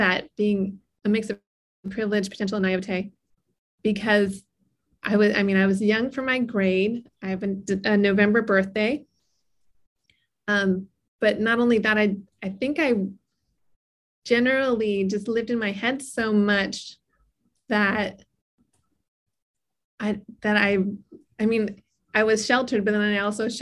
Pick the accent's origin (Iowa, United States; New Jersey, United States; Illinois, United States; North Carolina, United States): New Jersey, United States; White House Station; I grew up in New Jersey in a really rural area called White House Station.